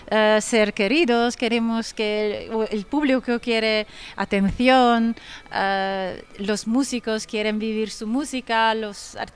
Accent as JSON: {"language": "Spanish", "country": "Italy", "said": "Y no digo, ah, soy italiana, entonces perfecto."}